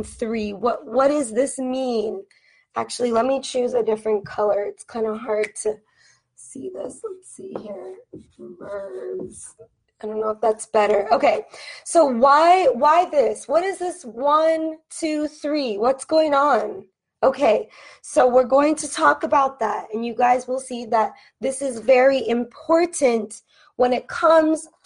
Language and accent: English; United States; I am an American teacher from the United States